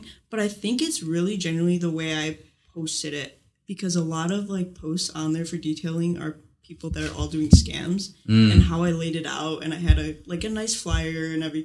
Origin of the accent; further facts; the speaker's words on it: Chicago, Illinois, United States; From Chicago, Illinois